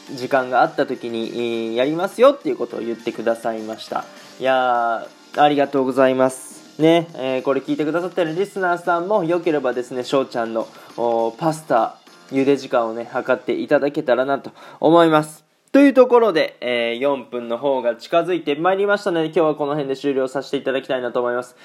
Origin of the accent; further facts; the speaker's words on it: Aichi, Japan; moved away as an adult; now in Germany; 僕が愛知県出身